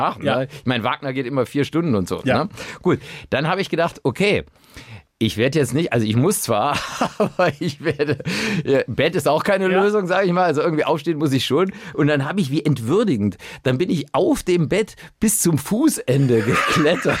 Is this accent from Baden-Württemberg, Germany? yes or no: no; Cologne, North Rhine-Westphalia, Germany; als Kölner